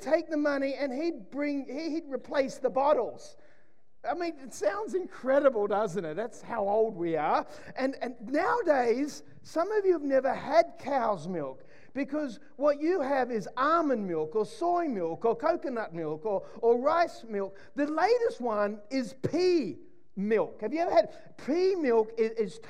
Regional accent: Sydney, New South Wales, Australia; when I grew up in Mona Vale in Sydney, we had four channels

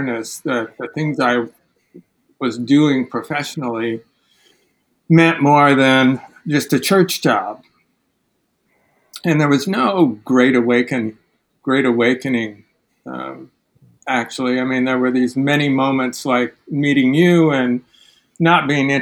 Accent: Midwest, United States; moved away as an adult; also born or lived in Manhattan, Kansas / Chicago area; now in New York, United States; I grew up in the Midwest

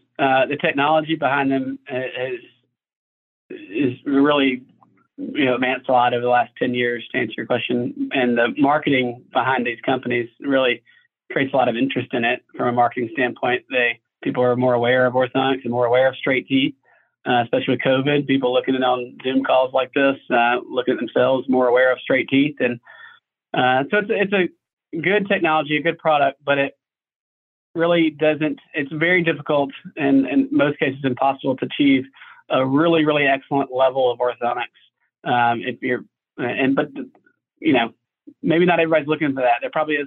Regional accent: Mobile, Alabama, United States; my hometown

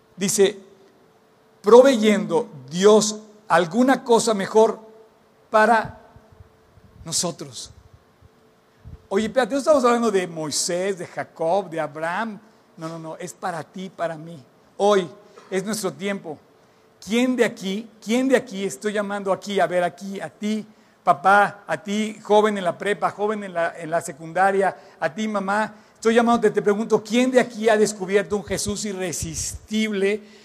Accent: Mexico; por qué nací en México

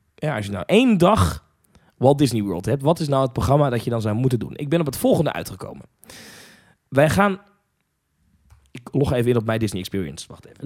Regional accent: Netherlands; ik ben eh, geboren en getogen in Nederland

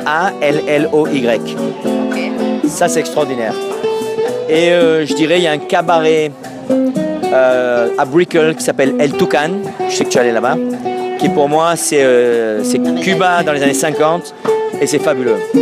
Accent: Marseille, Provence-Alpes-Côte d'Azur, France; moved away as an adult; also born or lived in Corsica / Lausanne / New York / Los Angeles; now in Miami, United States; je suis né à Marseille, de part en Corse, et ça fait 23 ans que je suis aux États-Unis

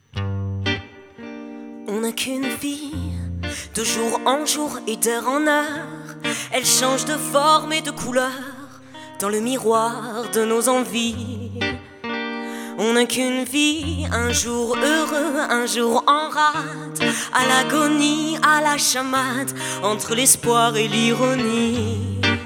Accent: Paris, Île-de-France, France; Je viens d'un peu de loin, je viens de, de Paris

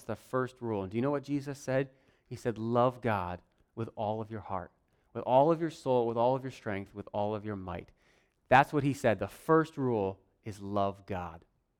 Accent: Warsaw, United States; I grew up here. I grew up in Warsaw, in this church, and we had a little house, well, trailer, up on the hill over there.

